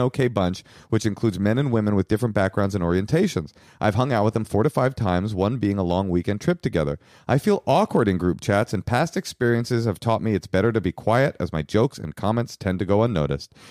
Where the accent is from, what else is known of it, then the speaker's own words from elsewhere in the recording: Bay Area, California, United States; I was raised in the Bay Area